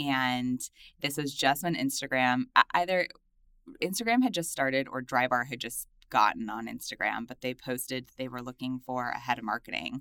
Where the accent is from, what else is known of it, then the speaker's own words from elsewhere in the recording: Los Angeles, California, United States; I'm from Los Angeles. I grew up in a little suburb outside of the city.